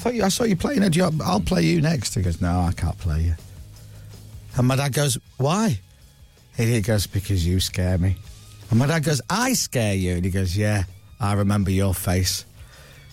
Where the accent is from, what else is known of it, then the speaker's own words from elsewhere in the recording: Leeds, Yorkshire and the Humber, United Kingdom; we're from Leeds